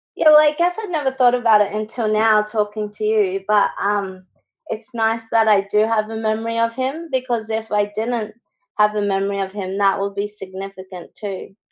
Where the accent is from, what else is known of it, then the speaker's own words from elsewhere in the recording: Brisbane, Queensland, Australia; now in Gold Coast, Australia; i went to school and grew up in brisbane